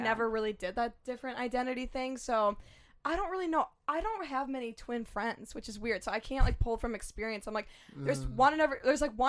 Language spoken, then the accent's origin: English; White Bear Lake, Minnesota, United States; We're from White Bear Lake, nice. Minnesota.